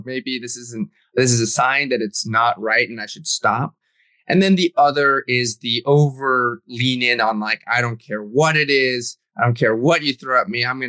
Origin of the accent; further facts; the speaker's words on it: New England, United States; also born or lived in China / California / Brooklyn, New York; now in New York City, United States; I grew up in New England, spent some time in California. So I've kind of been all over. And of course, I was born in China